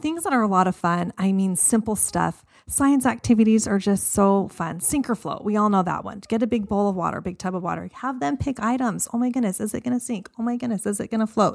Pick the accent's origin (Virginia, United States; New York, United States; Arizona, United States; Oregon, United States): Arizona, United States; I grew up here. I grew up in Arizona.